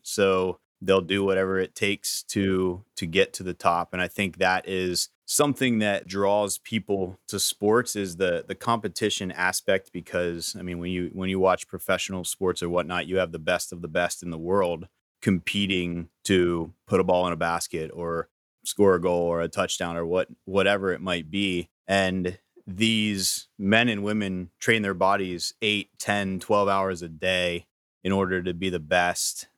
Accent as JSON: {"language": "English", "town": "Gettysburg", "region": "Pennsylvania", "country": "United States", "said": "I'm from Gettysburg, Pennsylvania originally, down around that area"}